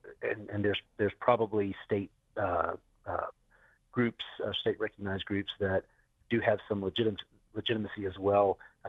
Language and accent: English; Eastern United States, United States; I have actually spent most of my years of life in the eastern part of the United States in areas where Indian removal occurred.